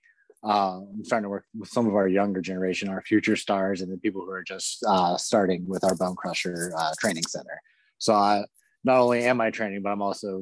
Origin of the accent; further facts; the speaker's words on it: Cincinnati, Ohio, United States; I grew up in the Cincinnati area